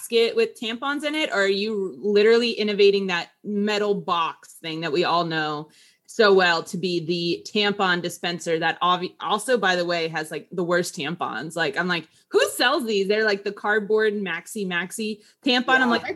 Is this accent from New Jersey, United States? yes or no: yes; New Jersey, United States; accent: Jersey; my Jersey accent